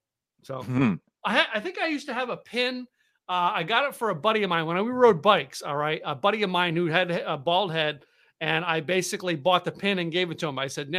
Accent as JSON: {"language": "English", "town": "Scranton", "region": "Pennsylvania", "country": "United States", "tie": "born or raised there", "said": "I grew up in the eastern side. I was born in Scranton."}